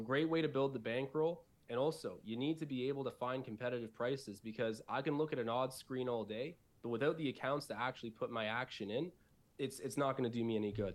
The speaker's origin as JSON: {"language": "English", "town": "Newmarket", "region": "Ontario", "country": "Canada", "also_born_or_lived": "Buffalo", "said": "I'm from Newmarket. It's like a, it's about forty-five minutes north of the city. So, it's part of the Greater Toronto Area"}